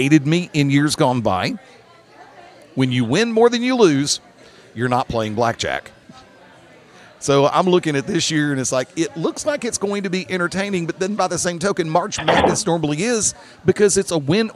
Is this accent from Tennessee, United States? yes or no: no; Alabama, United States; moved away; I have friends in my home state